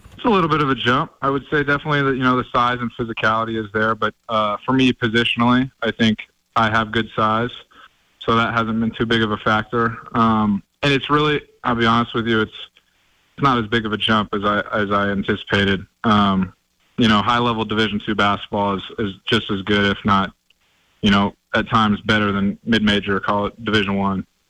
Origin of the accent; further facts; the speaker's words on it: Oregon, United States; now in Montana, United States; I grew up in Oregon, so I was part of that Civil War rivalry with Oregon and Oregon State